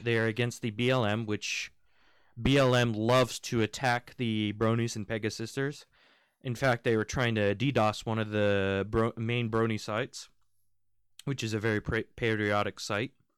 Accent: United States; also born or lived in United Kingdom; I am American. I'm half American, half British

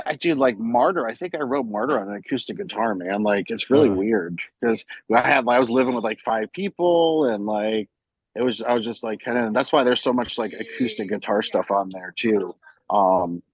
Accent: Florida, United States; we're from Florida. We have this band.

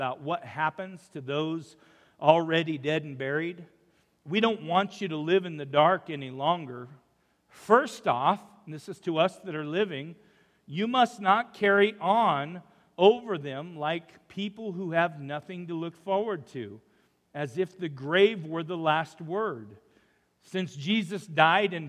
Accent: Umatilla, Oregon, United States; born or raised there; now in Rupert, United States

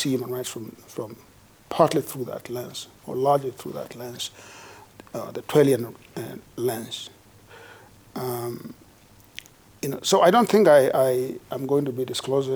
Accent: Kenya; now in United States; I was born in Kenya, although I've lived most of my life in the United States, where I have become a professional, an academic there

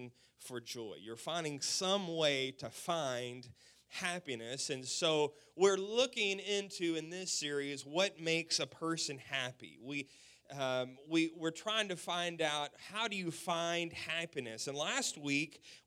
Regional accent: West Texas, United States; We're from the South. We're from Texas. We're from West Texas

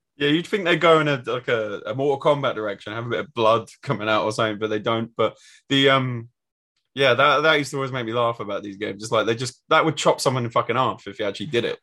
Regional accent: England, United Kingdom; as English people

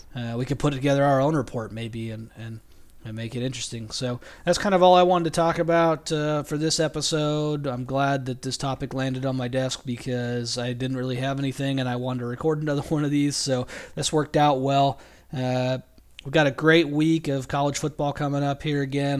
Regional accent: California, United States; I'm from California

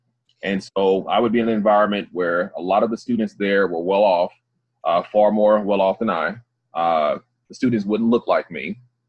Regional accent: Grenada, Mississippi, United States; I'm from Grenada, Mississippi. Hometown, same as Crispin.

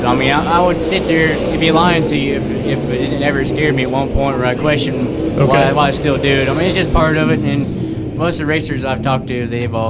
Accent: Columbus, Indiana, United States; I'm from Columbus, Indiana.

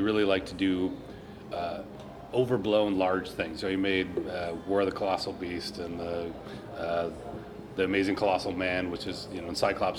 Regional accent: Minnesota, United States; I'm from Minnesota.

